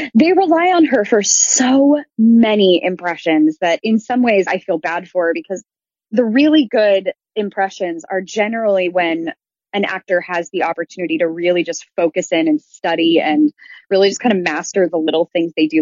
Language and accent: English; Midwest, United States; moved away; I grew up in the Midwest and show choir is such a huge thing out there